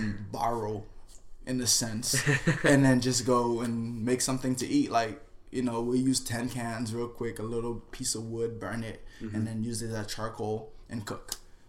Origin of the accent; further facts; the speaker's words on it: Haiti; English is a second language; also born or lived in Miami / Florida / New York; now in California, United States; growing up in Miami, I was, 4 years old, after my brother was born. We moved to Haiti after my grandmother passed away.